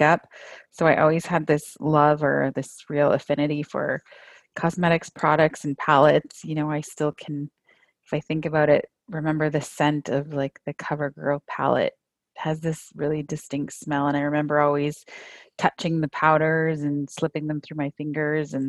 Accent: St. Catharines, Ontario, Canada; also born or lived in Toronto / Northwest Angle 33; I grew up right here, actually, in St. Catharines, where I live today with my family

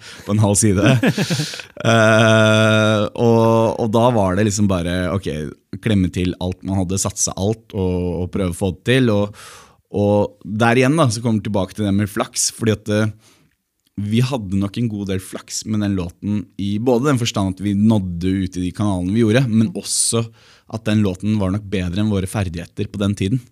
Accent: Norway; also born or lived in New York; vi ble jo Eh, på en måte importert fra utlandet, men som nordmenn

